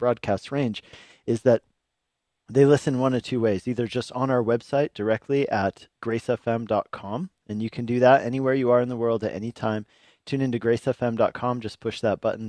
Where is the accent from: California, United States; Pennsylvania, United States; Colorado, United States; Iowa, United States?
Colorado, United States; also born or lived in Hungary / Longmont, Colorado; I grew up in Colorado, but I then spent 10 years as a missionary in Eastern Europe in Hungary